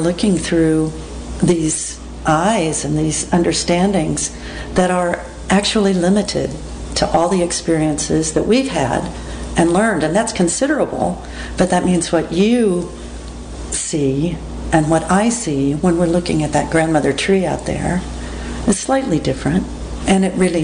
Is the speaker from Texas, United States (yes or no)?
yes; Texas, United States; moved away as an adult; also born or lived in Lincoln, Nebraska / Portland, Oregon; I was raised in Texas